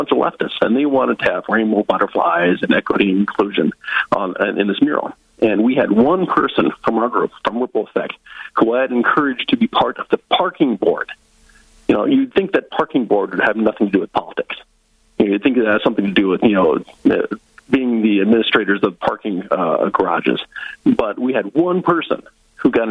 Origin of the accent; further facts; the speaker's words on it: Northwest Iowa, United States; also born or lived in South Dakota; now in North Dakota, United States; I'm from Northwest Iowa originally. I was born and raised Northwest Iowa Dutch, very conservative